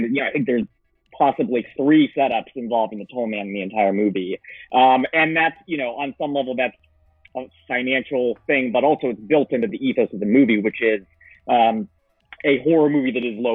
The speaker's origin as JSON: {"language": "English", "region": "Florida", "country": "United States", "said": "I'm from Florida"}